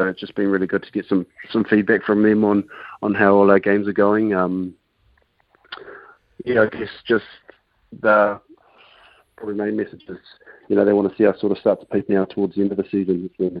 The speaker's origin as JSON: {"language": "English", "town": "Canberra", "region": "Australian Capital Territory", "country": "Australia", "tie": "born or raised there", "moved": "yes", "said": "I was born in Canberra as well"}